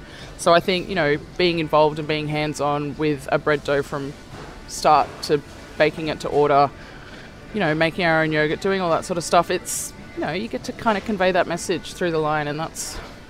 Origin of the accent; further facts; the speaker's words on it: near Cronulla, New South Wales, Australia; I grew up down near Cronulla